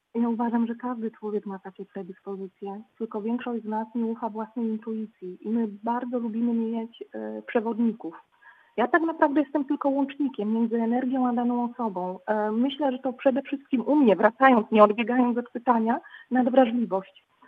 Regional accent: Poland; jestem z Polski, czy Rosji

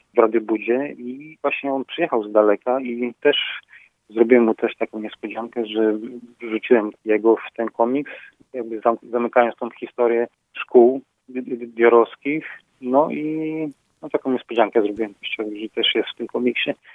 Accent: Radomsko, Łódź Voivodeship, Poland; now in Dzierżoniów, Poland; Ja się urodziłem daleko stąd, w Radomsku, a dzierżeniawianinem jestem dopiero 20 lat

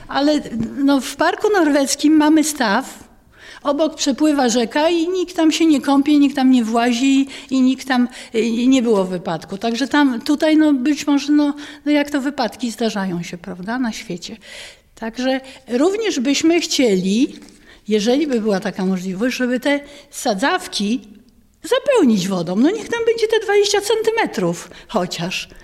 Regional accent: Jelenia Góra, Lower Silesian Voivodeship, Poland; Ciepliczanka z urodzenia

